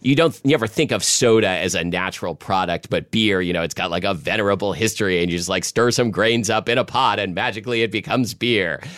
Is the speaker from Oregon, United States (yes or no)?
yes; Portland, Oregon, United States; when I was a kid growing up in Southwest Portland